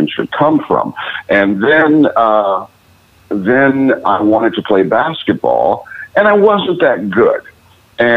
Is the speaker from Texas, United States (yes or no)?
no; Cleveland, Ohio, United States; moved away; I grew up in Cleveland, Ohio